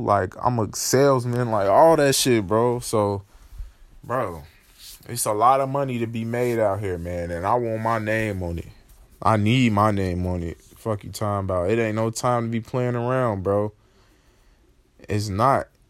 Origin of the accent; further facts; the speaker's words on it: Chicago, Illinois, United States; I'm from Chicago